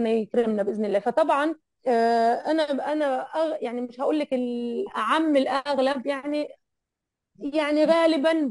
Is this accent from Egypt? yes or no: yes; Egypt; انا على فكره انا انا مصريه وما عندي اهلي هنا اهلي كلهم في مصر